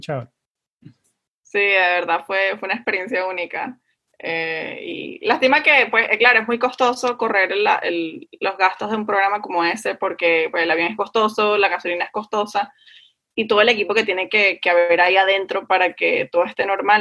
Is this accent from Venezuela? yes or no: yes; Venezuela; moved away; como vengo de Venezuela